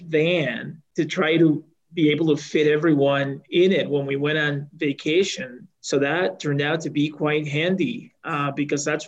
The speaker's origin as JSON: {"language": "English", "country": "El Salvador", "tie": "born or raised there", "moved": "yes", "lives_now": "Colorado, United States", "said": "I was born in El Salvador, which is a small country in Central America, and in 1979, when the country was undergoing some political upheaval"}